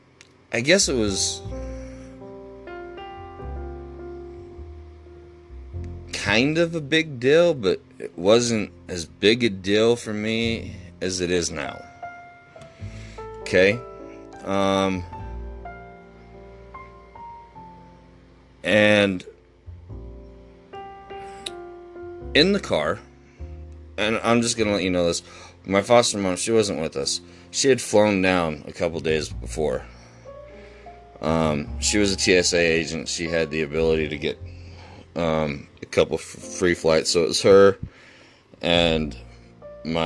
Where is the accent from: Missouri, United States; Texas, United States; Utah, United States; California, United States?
Utah, United States; I'm from Utah, and here we have a nightclub called Area 51.